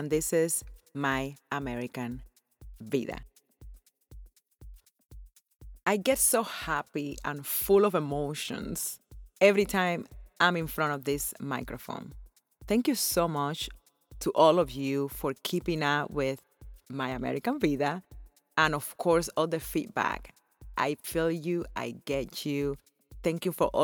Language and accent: English; Cuba; moved away as an adult; also born or lived in Las Vegas, United States; now in Florida, United States; growing up in Cuba and how I came to live here in America.